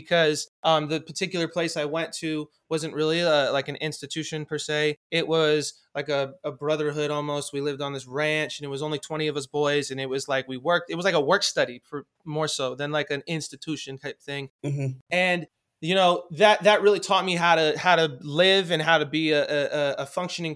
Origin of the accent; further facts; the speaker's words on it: Los Angeles, California, United States; I grew up in Hollywood